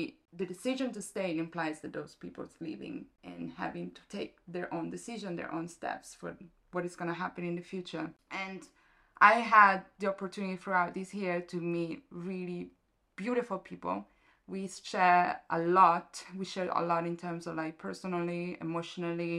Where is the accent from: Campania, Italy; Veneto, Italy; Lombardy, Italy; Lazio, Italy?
Lombardy, Italy; Lake Como; moved away as an adult; also born or lived in New York City / London; now in Brighton, United Kingdom; I am from Italy, specifically from Lake Como.